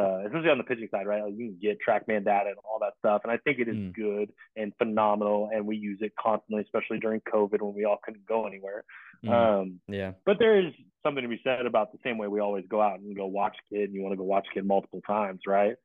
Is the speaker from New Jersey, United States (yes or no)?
no; Long Beach, California, United States; I grew up in Long Beach